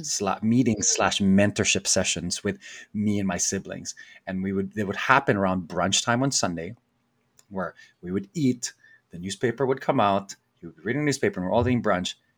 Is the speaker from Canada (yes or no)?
no; Philippines; moved away; growing up in the Philippines